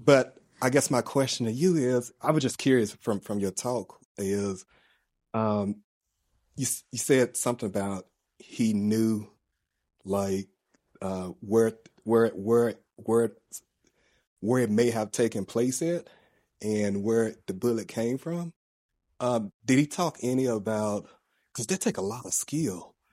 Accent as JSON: {"language": "English", "town": "Memphis", "region": "Tennessee", "country": "United States", "tie": "born or raised there", "moved": "yes", "said": "We're from Memphis, Tennessee"}